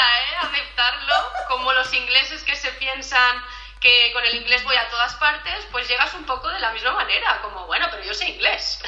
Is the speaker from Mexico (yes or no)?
no; Premià de Mar, Catalonia, Spain; moved away as an adult; also born or lived in Edinburgh; now in Utrecht, Netherlands; soy de un pueblecito cerca de Barcelona, de Premia de Mar